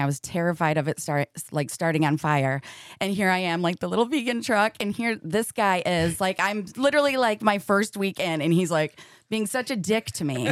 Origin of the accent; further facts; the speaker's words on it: Michigan, United States; now in Seattle, United States; I am from orig-, originally Michigan